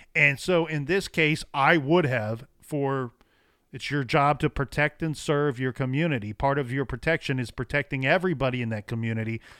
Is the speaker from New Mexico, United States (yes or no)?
no; Ohio, United States; I'm born and raised in Ohio